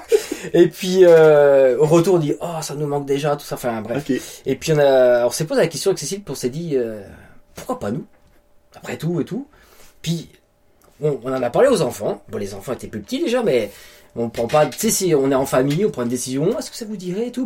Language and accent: French; France; moved away as an adult; now in New Brunswick, Canada; une ville proche de chez nous en France.